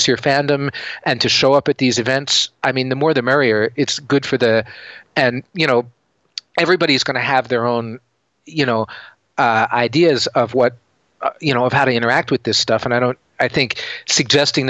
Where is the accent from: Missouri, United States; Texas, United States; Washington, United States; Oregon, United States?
Washington, United States; Seattle; I'm from Seattle and we have a company here called Microsoft